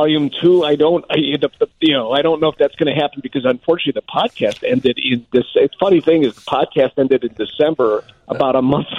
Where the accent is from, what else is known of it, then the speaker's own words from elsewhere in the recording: Chicago, Illinois, United States; I grew up here in Chicago